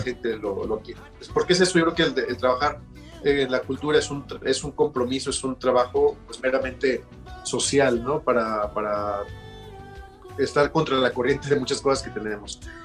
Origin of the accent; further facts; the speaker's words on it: Mexico; la primera vez que yo salí de México